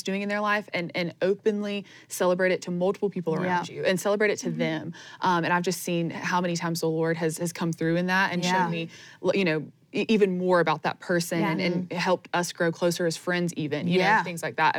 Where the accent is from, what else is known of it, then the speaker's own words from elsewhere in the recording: Greenville, South Carolina, United States; now in Anderson, United States; I just moved to Anderson from my hometown of Greenville